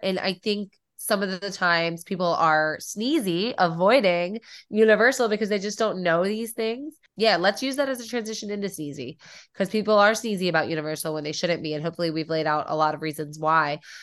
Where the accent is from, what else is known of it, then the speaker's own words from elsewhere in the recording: Midwest, United States; I'm from the Midwest and haunted houses are, like, such a thing here